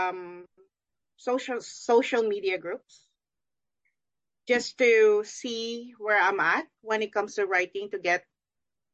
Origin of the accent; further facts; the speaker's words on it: Philippines; moved away; I'm born and raised in the Philippines